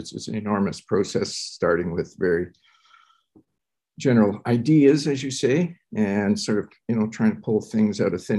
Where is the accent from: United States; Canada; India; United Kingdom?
Canada; also born or lived in Curaçao; My father is an architect, came to Canada in the early 50s. I went to school here